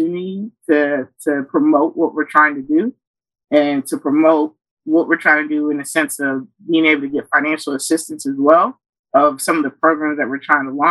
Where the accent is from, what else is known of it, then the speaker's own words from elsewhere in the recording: Kenya; now in United States; So I was born in Kenya